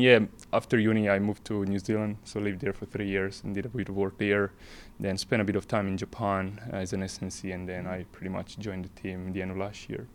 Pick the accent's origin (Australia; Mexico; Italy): Italy; northern Italy; moved away as an adult; now in Scotland; I grew up in Italy, um, small town, north part of Italy